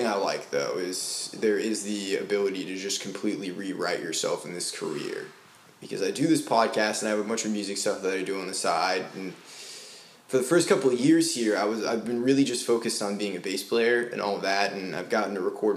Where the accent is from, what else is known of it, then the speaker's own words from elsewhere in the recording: Maine, United States; also born or lived in Florida; now in Nashville, United States; I'm from Maine originally. Okay. Well, I grew up in Maine and in Florida.